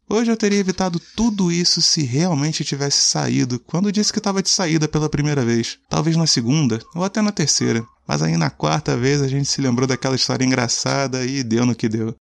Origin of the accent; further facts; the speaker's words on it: Rio de Janeiro, Brazil; sou carioca, morador de Bangu